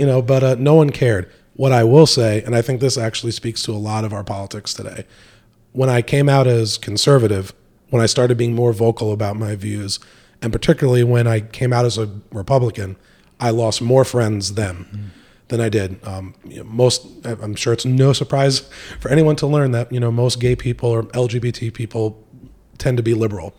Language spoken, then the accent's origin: English; Montgomery, New York, United States; moved away as an adult; also born or lived in North Carolina; now in Raleigh, United States; I'm originally from upstate New York, uh, born and raised in uh, Montgomery, New York